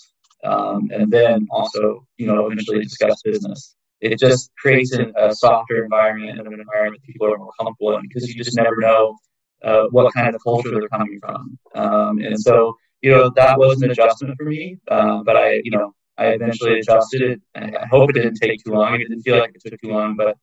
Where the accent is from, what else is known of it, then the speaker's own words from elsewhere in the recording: Chicago, Illinois, United States; moved away; I'm from Chicago.